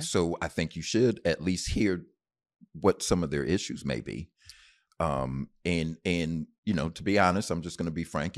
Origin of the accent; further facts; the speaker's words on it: Bloomfield, Connecticut, United States; moved away; also born or lived in Knoxville, Tennessee / San Antonio, Texas; I was raised in Bloomfield, Connecticut